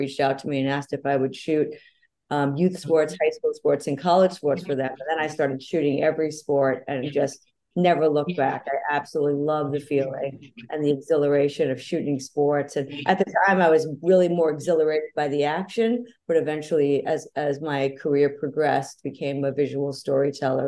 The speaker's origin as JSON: {"language": "English", "town": "New York City", "region": "New York", "country": "United States", "tie": "born or raised there", "said": "growing up in New York City, we grew up as hockey fans"}